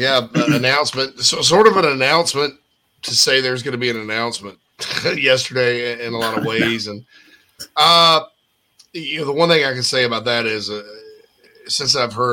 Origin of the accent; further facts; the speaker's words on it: South Carolina, United States; moved away; as someone that's lived out of state, and in this case, far out of state, people are jealous when I say, "I'm from South Carolina."